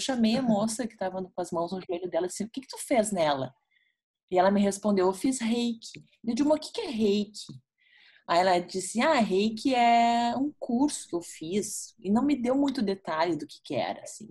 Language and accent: Portuguese; Porto Alegre, Rio Grande do Sul, Brazil; Eu sou natural de Porto Alegre, né, Cris? Nasci aqui, moro aqui hoje também atualmente.